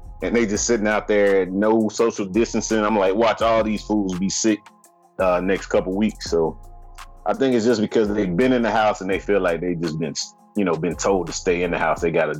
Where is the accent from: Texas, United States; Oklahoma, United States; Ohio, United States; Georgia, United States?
Georgia, United States; Atlanta; moved away; in Atlanta, my hometown